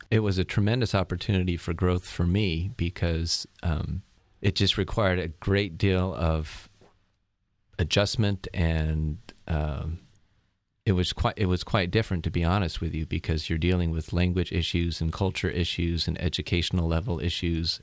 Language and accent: English; Turlock, California, United States; moved away as an adult; also born or lived in Berkeley, California / Los Angeles, California / Southeast Asia; born and raised in a small town in the Central Valley of California, a town called Turlock, and, uh, grew up there pretty much all my, uh, adolescent life